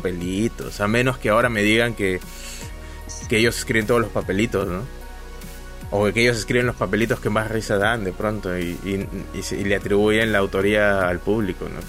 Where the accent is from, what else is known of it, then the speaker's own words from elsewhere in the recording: Peru; como buen peruano